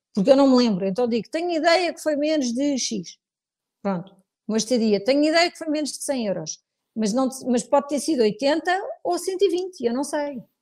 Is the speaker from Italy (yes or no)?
no; Portugal; sou muito portuguesa, gosto muito de Portugal, devo tudo ao meu país